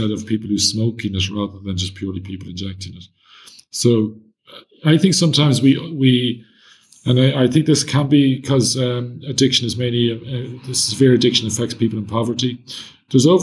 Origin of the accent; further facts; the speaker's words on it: Ireland; As an Irish person